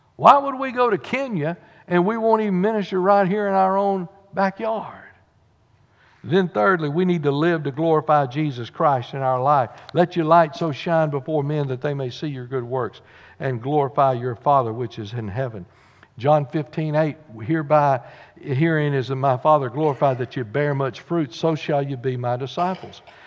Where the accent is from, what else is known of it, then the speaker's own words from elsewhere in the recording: Corrigan, Texas, United States; thank God I was born in Texas